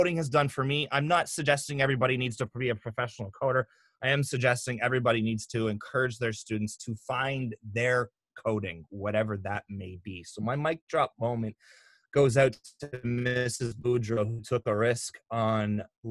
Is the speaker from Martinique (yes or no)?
no; Canada